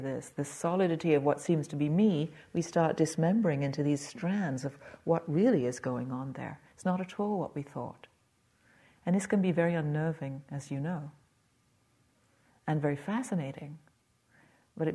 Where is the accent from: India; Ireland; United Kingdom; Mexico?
United Kingdom; England; being English